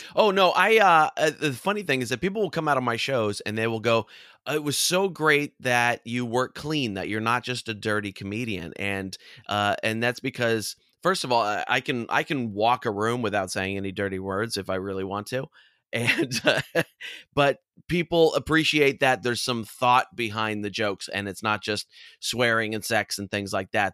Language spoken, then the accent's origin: English; California, United States; growing up in California